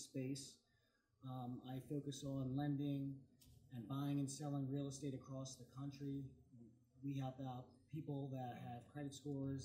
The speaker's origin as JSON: {"language": "English", "region": "New Jersey", "country": "United States", "moved": "yes", "lives_now": "Oceanside, United States", "said": "I'm originally from New Jersey"}